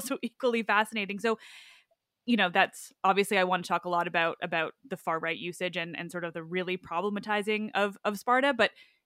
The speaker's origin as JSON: {"language": "English", "country": "Canada", "said": "I'm a Canadian"}